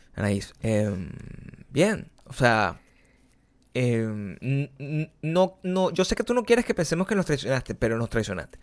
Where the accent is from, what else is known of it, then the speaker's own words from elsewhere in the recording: Margarita, Nueva Esparta, Venezuela; moved away as an adult; now in Santa Monica, United States; las cosas que pasaban en Margarita, en, mi pueblo.